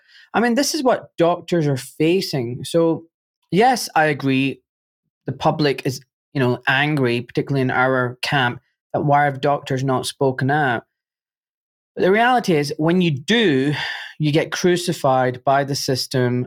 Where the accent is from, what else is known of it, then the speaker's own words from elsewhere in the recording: Glasgow, Scotland, United Kingdom; being a Glaswegian